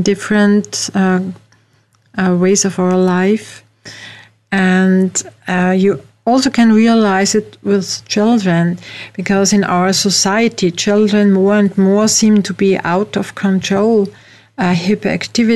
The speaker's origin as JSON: {"language": "English", "region": "Vienna", "country": "Austria", "second_language": "English", "said": "I'm from Vienna, from Austria in Europe, as you can hear from my accent."}